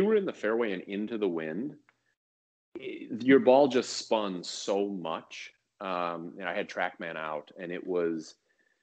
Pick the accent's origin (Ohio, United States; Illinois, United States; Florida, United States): Illinois, United States; Chicago; also born or lived in Orlando; now in Northern California, United States; I grew up in Chicago